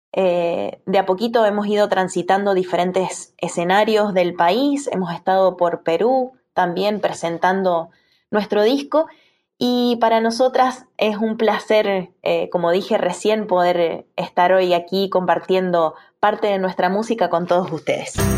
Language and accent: Spanish; Tunuyán, Mendoza, Argentina; de acá de Mendoza, de la provincia de Mendoza